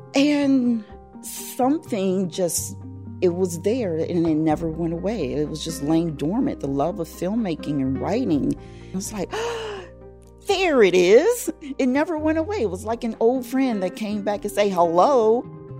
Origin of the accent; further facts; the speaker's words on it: Chicago, Illinois, United States; I'm from Chicago, Illinois, the South Side, South Side born and bred